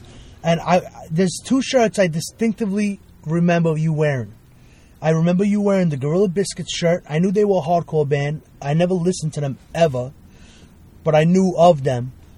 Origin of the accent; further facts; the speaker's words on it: Brooklyn, New York, United States; moved away as an adult; also born or lived in Venezuela / Bensonhurst; now in Long Island, United States; I grew up in Brooklyn. I was born in Venezuela. Came here when I was 4.